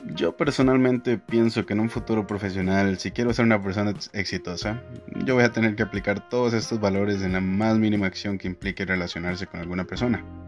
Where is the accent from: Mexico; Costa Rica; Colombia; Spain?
Costa Rica; San Francisco de Dos Ríos, San José; soy de San Francisco de Ríos